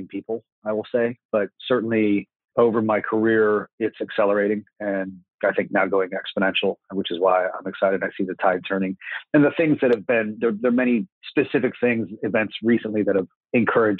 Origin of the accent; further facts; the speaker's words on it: Florida, United States; I'm from Florida, hometown, and I've done all my schooling here